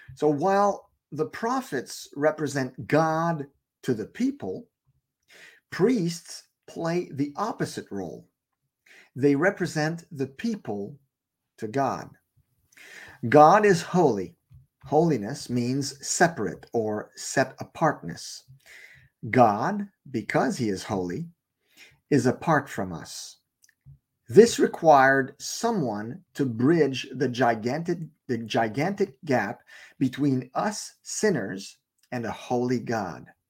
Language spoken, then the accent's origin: English; Canada; I live in Canada. I'm Canadian